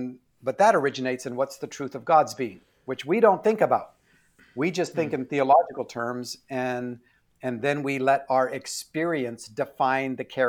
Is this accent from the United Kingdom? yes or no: no; Canada; I'm Canadian, so we have Z.